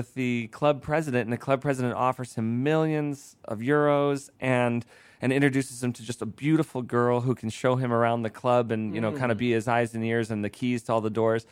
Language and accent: English; Deerfield, Illinois, United States; also born or lived in Evanston, Illinois; I grew up in Deerfield. I was born in Evanston Hospital